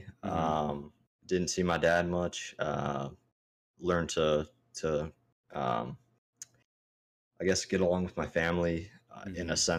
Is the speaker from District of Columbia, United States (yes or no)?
no; Maryland, United States; also born or lived in California / Hawaii; So me growing up, I was born in California. Mm-hmm. Spent the 3 years, 2 years in Cali and then 2 years in Hawaii and then jumped over to Maryland. And that's when I started to like actually grow up in the backwoods.